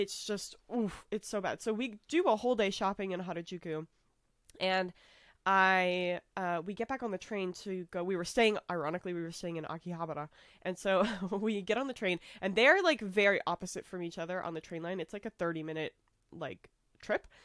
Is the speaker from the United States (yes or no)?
yes; United States; I'm from America